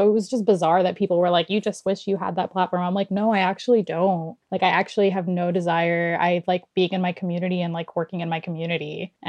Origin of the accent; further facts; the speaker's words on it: Florida, United States; now in Canada; Yeah, I'm in Canada. I'm an American citizen, but I am in Canada. Yeah. So I am an American citizen.